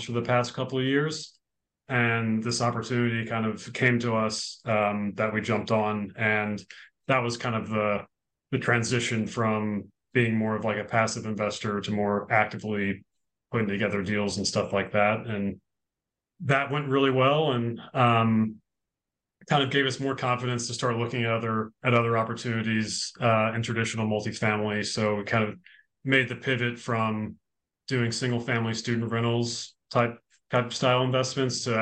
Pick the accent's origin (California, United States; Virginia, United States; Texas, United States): Virginia, United States; Richmond; also born or lived in New York City; I grew up in Virginia